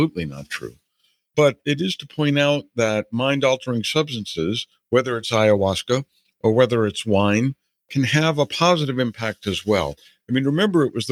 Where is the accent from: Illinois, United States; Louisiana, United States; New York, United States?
Louisiana, United States; New Orleans; moved away; as a kid, I grew up in New Orleans